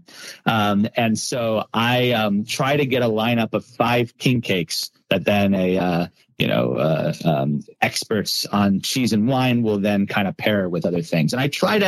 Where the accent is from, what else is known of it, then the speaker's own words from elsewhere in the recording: Long Island, New York, United States; moved away as an adult; now in New Orleans, United States; I'm from Long Island originally